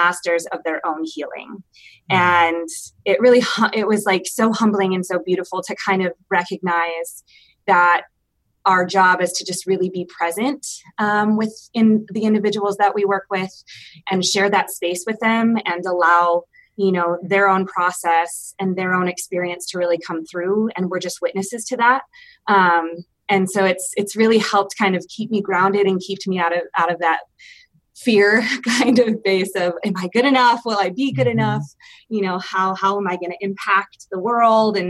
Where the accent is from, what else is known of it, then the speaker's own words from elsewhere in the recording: Michigan, United States; moved away as an adult; now in Denver, United States; I am originally from Michigan and moved out here a couple of years ago to go to grad school.